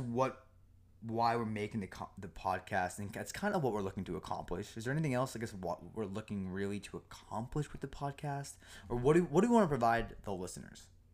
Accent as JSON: {"language": "English", "town": "Norton", "region": "Massachusetts", "country": "United States", "tie": "born or raised there", "also_born_or_lived": "Foxborough, Massachusetts", "said": "born and raised, um, in Massachusetts, grew up in a small town of Norton, and then I moved to the great town of Foxborough"}